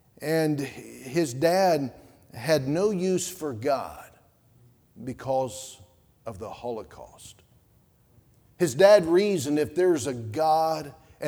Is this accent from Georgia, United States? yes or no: yes; Georgia, United States; I said, I'm from Georgia.